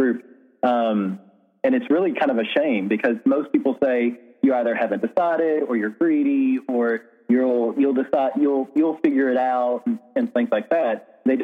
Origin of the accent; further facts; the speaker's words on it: American South, United States; Growing up in the American South